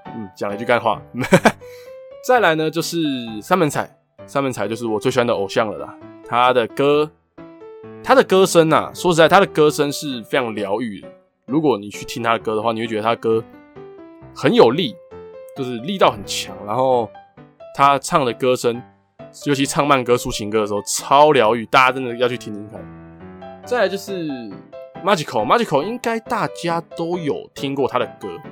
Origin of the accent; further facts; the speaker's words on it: Taiwan; 台湾跟日本很接近，就是很靠近嘛，就是他们在我们的上面而已